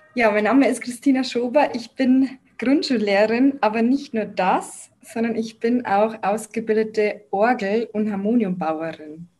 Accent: Lower Bavaria, Germany; moved away as an adult; also born or lived in Munich; meine Heimat angegeben, weil es wäre ja dann Niederbayern gewesen

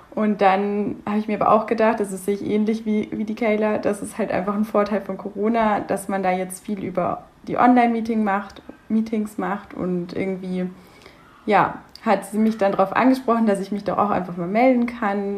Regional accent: Munich, Bavaria, Germany; Ich komme tatsächlich aus München

